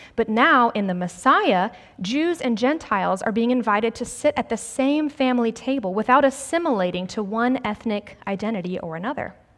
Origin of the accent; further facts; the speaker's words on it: Greenville, South Carolina, United States; also born or lived in New Jersey; I grew up in the South, actually right here in Greenville